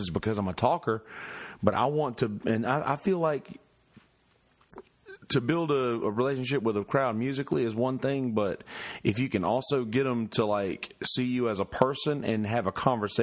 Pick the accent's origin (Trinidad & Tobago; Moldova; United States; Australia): United States; Bennettsville, South Carolina; accent: twang, Southern; I'm from Bennettsville